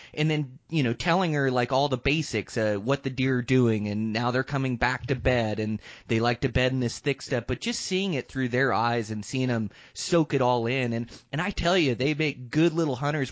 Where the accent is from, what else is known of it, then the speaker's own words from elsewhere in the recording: Western Washington, United States; moved away; also born or lived in Seattle; I grew up in Western Washington